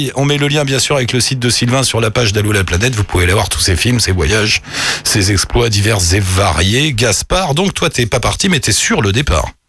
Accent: France; moved away as an adult; now in Australia; je ne suis pas française de passage en Australie, mais je suis installée en Australie

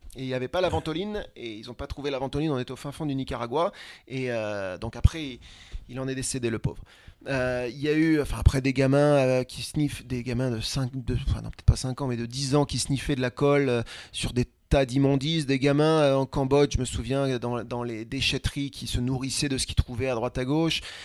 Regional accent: France; je suis français

